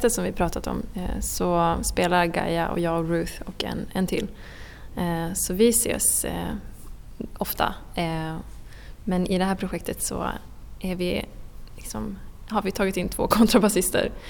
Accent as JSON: {"language": "Swedish", "country": "Åland Islands", "also_born_or_lived": "Stockholm", "said": "jag är violinist och jag är från Åland och jag frilansar som eh, musiker, violinist, eh, projektkoordinator och olika grejer på Åland och i Stockholm."}